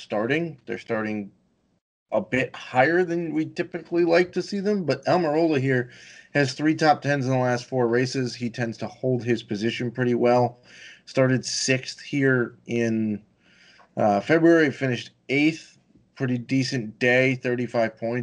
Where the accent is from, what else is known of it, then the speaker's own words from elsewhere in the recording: Virginia, United States; I'm from Virginia.